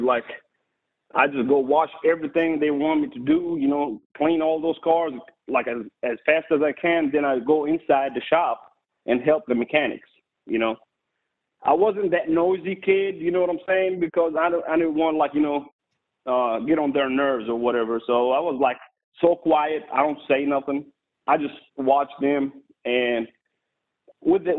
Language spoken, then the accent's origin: English; Jordan; English is a second language; moved away as an adult; I was born and raised in Jordan overseas, the Holy Land